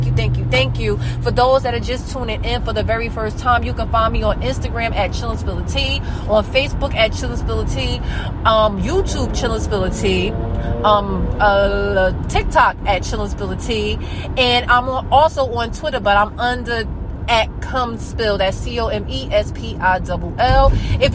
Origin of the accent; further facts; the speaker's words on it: New Jersey, United States; I'm from New Jersey, so I'm from the United States. I'm from New Jersey